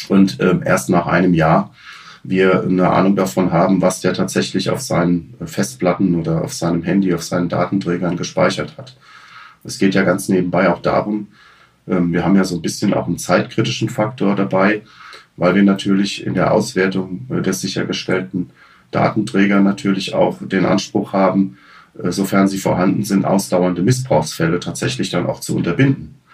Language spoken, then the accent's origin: German; Hesse, Germany; ich komme aus Hessen, wir in Hessen haben seit 2006 einen sogenannten Direkteinstieg Kriminalpolizei.